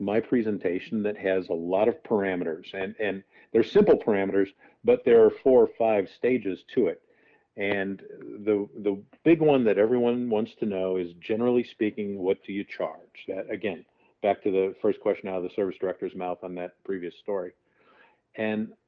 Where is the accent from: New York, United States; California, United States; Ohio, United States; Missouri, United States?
Missouri, United States; just outside St. Louis; also born or lived in Chicago area; now in Arizona, United States; my hometown, which is just outside the St. Louis area